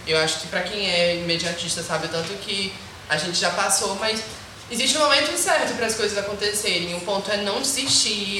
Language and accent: Portuguese; Bacuri, Maranhão, Brazil; eu vim do Bacuri, que querendo ou não é um bairro emergente